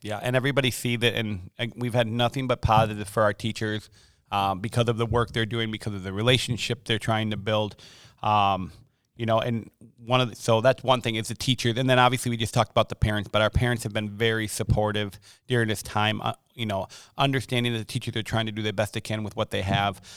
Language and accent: English; Milwaukee, Wisconsin, United States; moved away as an adult; also born or lived in Hartford, Wisconsin / Monmouth, Illinois / Chicago, Illinois / Rockford, Illinois; born and raised, uh, in Milwaukee and then Hartford, Wisconsin